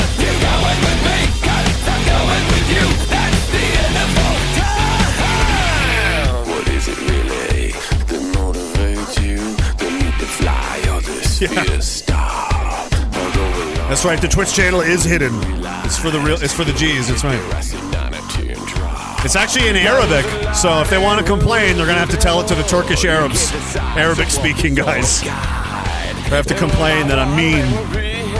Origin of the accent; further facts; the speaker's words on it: Pictou, Nova Scotia, Canada; My hometown, of Pictou, Nova Scotia